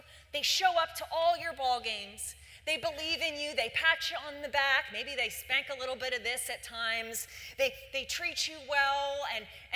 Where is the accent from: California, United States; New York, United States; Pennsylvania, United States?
Pennsylvania, United States; Philadelphia; I grew up in Philadelphia